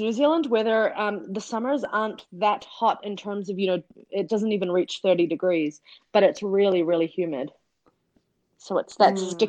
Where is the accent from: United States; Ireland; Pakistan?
Pakistan; born there; I was born in Pakistan in a refugee camp there.